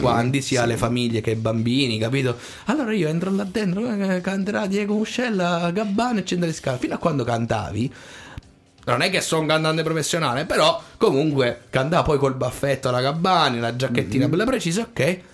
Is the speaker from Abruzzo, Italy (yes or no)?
yes; Tortoreto, Abruzzo, Italy; also born or lived in San Benedetto del Tronto / Corropoli; io originario sono di Tortoreto, poi sì. i miei si sono trasferiti a Corropoli